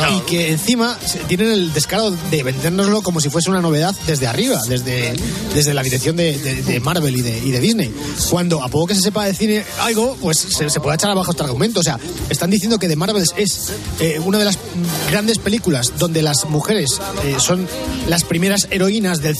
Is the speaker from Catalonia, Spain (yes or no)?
yes; Santa Coloma de Gramenet, Catalonia, Spain; yo de Santa Coloma de ¿eh? Gramanet.